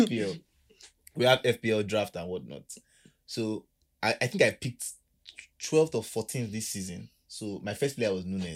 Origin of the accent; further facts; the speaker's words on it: Nigeria; Being a Nigerian